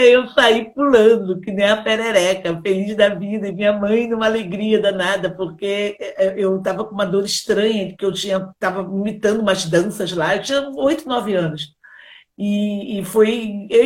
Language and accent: Portuguese; Rio de Janeiro, Brazil; born there; você sabe, né, que eu nasci numa favela, lá na Gávea, e, e, na minha comunidade eh, tinha a dona Brígida